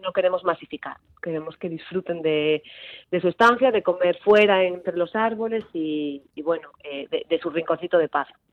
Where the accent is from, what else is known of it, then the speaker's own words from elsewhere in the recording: Sarria, Galicia, Spain; yo soy de Sarria